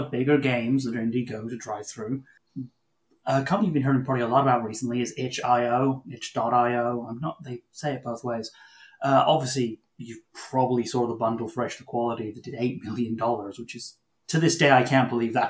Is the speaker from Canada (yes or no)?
yes; Canada; we're Canadian